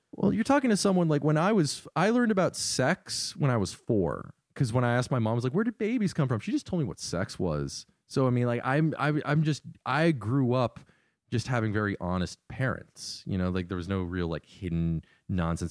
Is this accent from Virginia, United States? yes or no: yes; Northern Virginia, United States; moved away; I'm from Northern Virginia